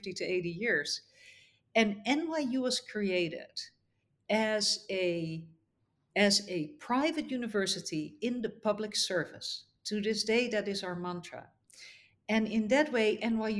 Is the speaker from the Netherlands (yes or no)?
yes; Netherlands; moved away as an adult; also born or lived in United States; now in Abu Dhabi, United Arab Emirates; I grew up in the Netherlands